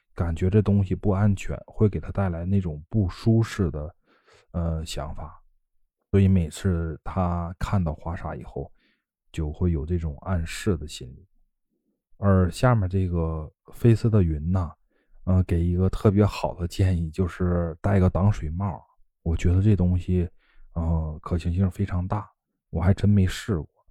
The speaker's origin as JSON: {"language": "Chinese", "region": "Northeast China", "country": "China", "tie": "born or raised there", "moved": "yes", "lives_now": "Yantai, China", "said": "不管你是到烟台还是来我老家，我都可以亲自给你们做了吃啊。"}